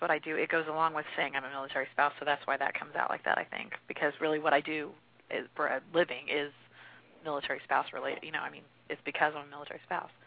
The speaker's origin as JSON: {"language": "English", "town": "Springfield", "region": "Missouri", "country": "United States", "moved": "as an adult", "lives_now": "Fort Stewart, Georgia, United States", "said": "We're from Springfield, Missouri"}